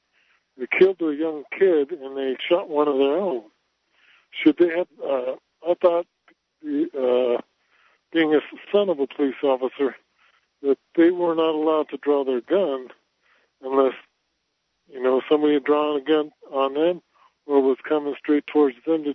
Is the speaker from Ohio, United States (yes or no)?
no; West Virginia, United States; born or raised there